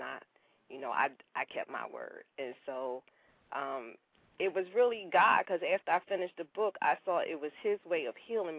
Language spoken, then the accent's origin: English; Philadelphia, Pennsylvania, United States; now in Atlanta, United States; I'm originally from Philadelphia. And as Tanya said, I now live here in the Atlanta area.